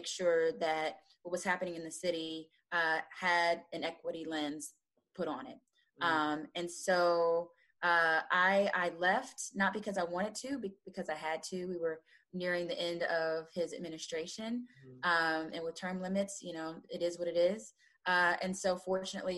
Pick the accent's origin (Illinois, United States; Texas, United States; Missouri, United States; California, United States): Missouri, United States; Kansas City; I am from Kansas City